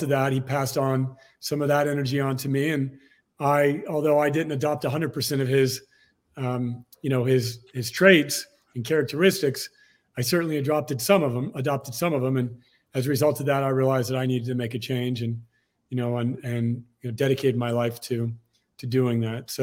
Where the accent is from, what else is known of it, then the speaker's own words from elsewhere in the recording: Torrance, California, United States; I was born in Torrance, California, just outside of Los Angeles